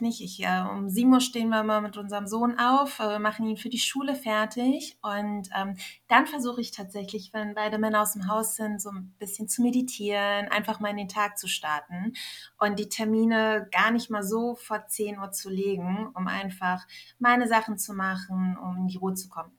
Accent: Germany; also born or lived in Iran / Berlin; ich bin als äh, kleines Kind nach Deutschland gekommen mit meinen Eltern und ähm, ja, bin hier aufgewachsen, habe in Deutschland meine Heimat gefunden

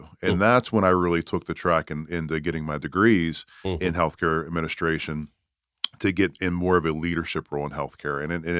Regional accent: Pittsburgh, Pennsylvania, United States; accent: Yinzer; moved away as an adult; now in Greenville, United States; I'm a Yinzer. I'm from Pittsburgh.

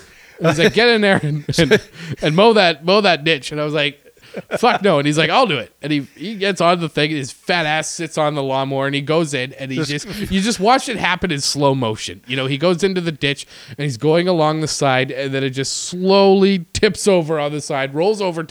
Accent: Sudbury, Ontario, Canada; moved away as an adult; also born or lived in Winnipeg, Manitoba; I lived in Sudbury, Ontario. And that's where I went to middle school and high school

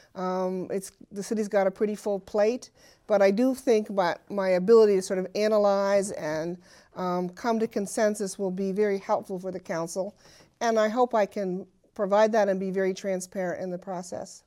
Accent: Burlington, Vermont, United States; I've always lived in Burlington

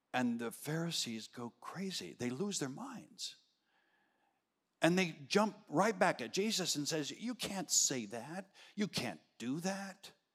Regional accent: Arizona, United States; moved away; I was raised in Arizona. We don't have daylight savings time

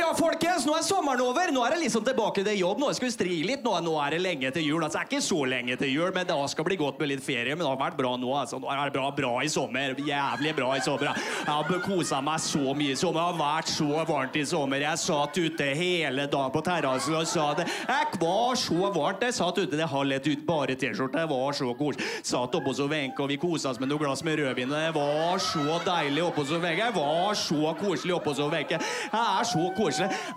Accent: Østfold, Norway; moved away; Det er jævlig slitsomt å komme fra Østfold

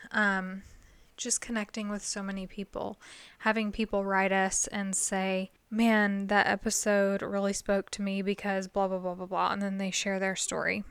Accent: the South, United States; I'm from the South

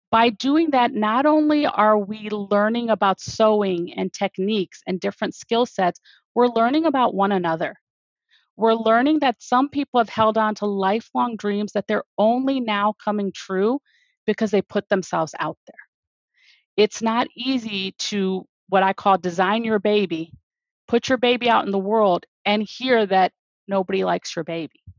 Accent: India; I will pronounce their names because I'm Indian the way that their parents pronounce them.

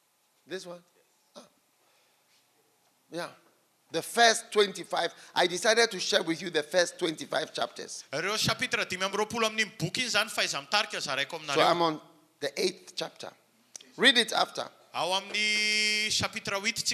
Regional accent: Switzerland; also born or lived in England; Because the Presbyterians, they are from Switzerland, my country. I flow with Anglicans. Yes, because I was born in England

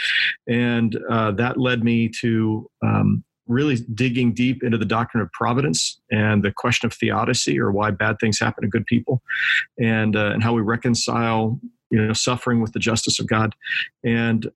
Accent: Kansas City, Missouri, United States; I grew up here in Kansas City

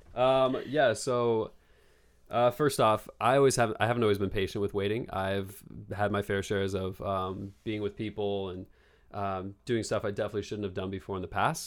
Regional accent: Bend, Oregon, United States; moved away as an adult; now in Los Angeles, United States; I am from Bend, Oregon, and I'm twenty-eight years old, and I just moved to Los Angeles about three months ago

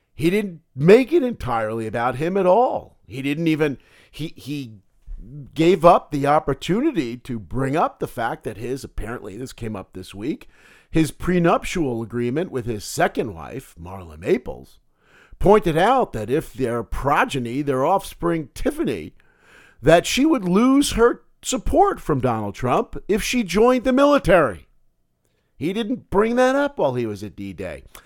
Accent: United States; as an American

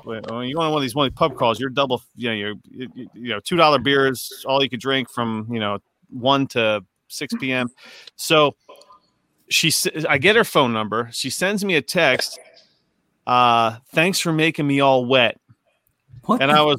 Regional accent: New York City, New York, United States; also born or lived in Queens, New York; now in New Jersey, United States; I lived in Queens for a bunch. I was born in the Bronx.

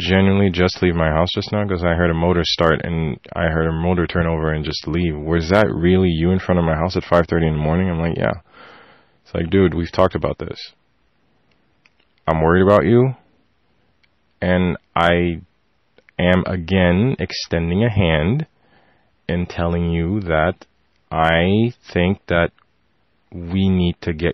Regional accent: Haiti; now in Montreal, Canada; I'm from Haiti

